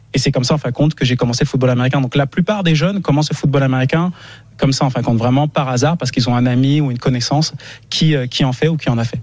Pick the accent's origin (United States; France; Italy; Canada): France; Montreuil, Île-de-France; j'ai grandi à Montreuil-sous-Bois dans le 93